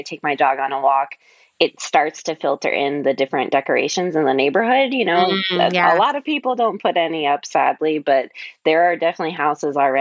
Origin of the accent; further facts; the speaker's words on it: Ohio, United States; now in Los Angeles, United States; I'm from Ohio